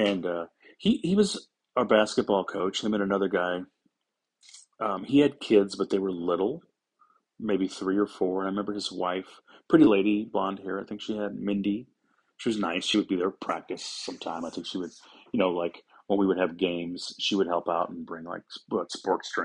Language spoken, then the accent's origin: English; St. Louis, Missouri, United States; I'm from St. Louis, Missouri. Grew up in South St. Louis.